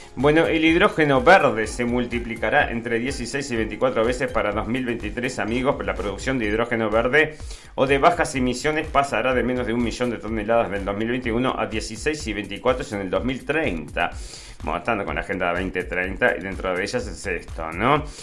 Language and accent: Spanish; Argentina